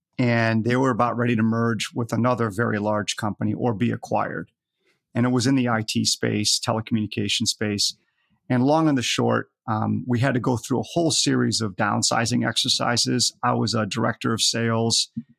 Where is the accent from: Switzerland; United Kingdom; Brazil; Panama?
United Kingdom; Scotland; born there; now in United States; even though I'm in the United States here, I was born in Scotland.